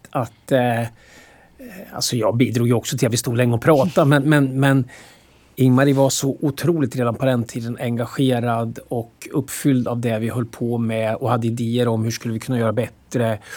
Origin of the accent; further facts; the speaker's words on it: Motala, Östergötland, Sweden; moved away; vi kom från Motala och att det där aldrig gick ur. Motala gick aldrig ur oss på något sätt.